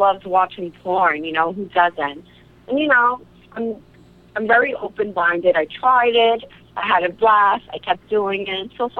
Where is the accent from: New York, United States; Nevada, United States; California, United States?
New York, United States; New York City; Yeah, I'm from the Bronx.